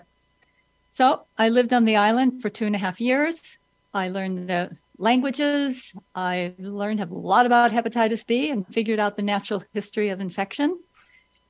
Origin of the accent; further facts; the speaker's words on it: California, United States; I'm a Californian